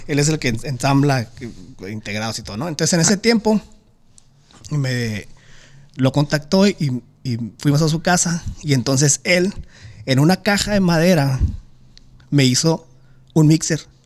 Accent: Tijuana, Baja California, Mexico; yo soy de Tijuana

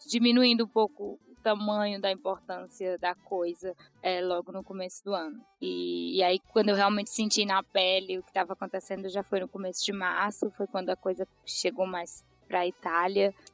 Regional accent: Tianguá, Ceará, Brazil; accent: mega carregado (Cearense); also born or lived in São Paulo, Brazil; now in London, United Kingdom; eu sou natural lá do interior do Ceará, de uma cidadezinha chamada Tianguá, perto da terra do Didi.

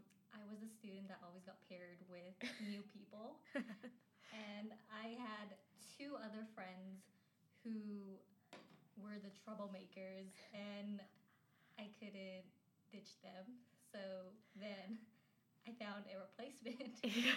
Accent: Calgary, Alberta, Canada; I was born in Calgary.

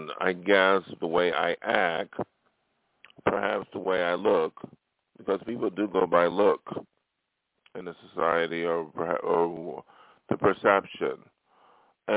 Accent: Buffalo, New York, United States; moved away as an adult; now in Los Angeles, United States; my hometown of Buffalo

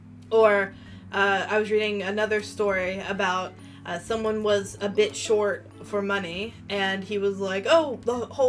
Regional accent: Atlanta, Georgia, United States; I lived in Atlanta for, I guess you could say that's my hometown, even though I don't really consider any place my hometown. But Atlanta's my hometown, and every other corner there is a Chick-fil-A.

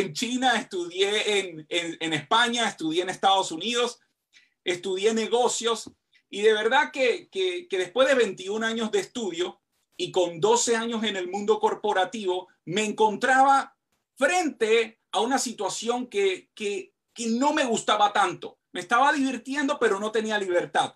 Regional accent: Panama; soy de Panamá

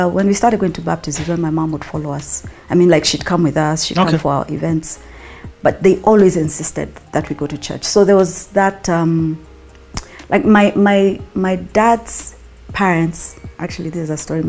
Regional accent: Nairobi, Kenya; Yeah, I was born in Nairobi. We're all born in Nairobi

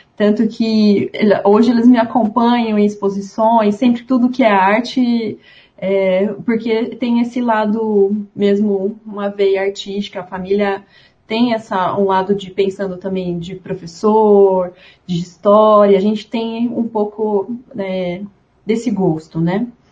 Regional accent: Ribeirão Preto, São Paulo, Brazil; also born or lived in Uberlândia; Eu sou de Ribeirão Preto, é, aqui no interior do estado de São Paulo

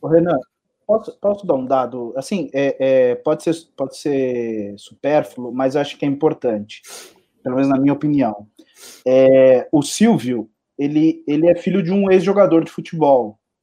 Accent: São Paulo, Brazil; Eu cresci na Zona Leste, no extremo da Zona Leste

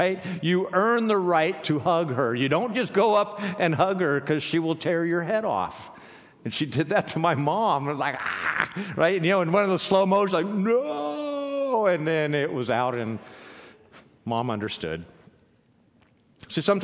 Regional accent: Southern California, United States; now in Pacific Northwest, United States; We're from Southern California

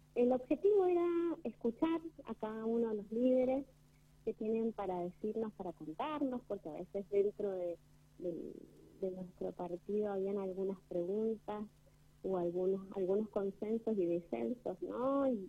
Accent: Argentina; como argentinos

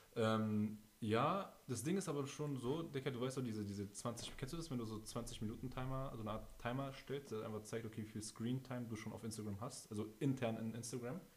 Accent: Berlin, Germany; wir sind aus Berlin

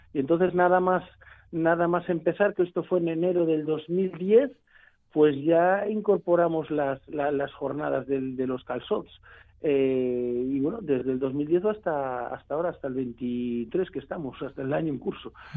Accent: Blanes, Catalonia, Spain; now in Barcelona, Spain; yo soy de la Costa Brava de, de, de, Blanes, del primer pueblo de la Costa Brava

